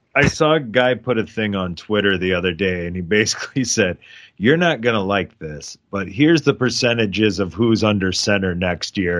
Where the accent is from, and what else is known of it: Lancaster, United States; born or raised there; moved away